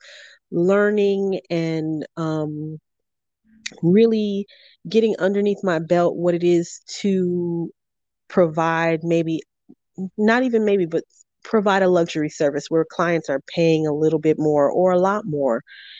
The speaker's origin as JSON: {"language": "English", "town": "Killeen", "region": "Texas", "country": "United States", "said": "I am from Texas, Killeen, Texas, as a matter of fact, real close to Fort Hood here"}